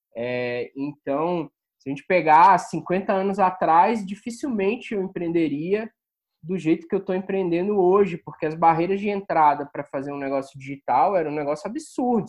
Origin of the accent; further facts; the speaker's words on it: Rio de Janeiro, Brazil; moved away as an adult; also born or lived in Salvador / São Paulo; sou do Rio. E interior e capital